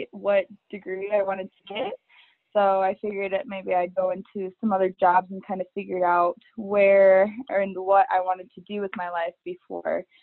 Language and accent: English; Gallatin Gateway, Montana, United States; also born or lived in Michigan / Arizona; I was born in Michigan and we were only there till I was about 10 years old. And from there, we moved out to Gallatin Gateway, Montana, and I've been out here ever since.